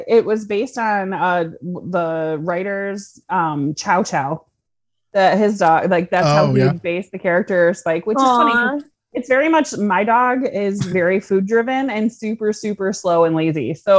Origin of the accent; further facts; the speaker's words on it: United States; I'm such an American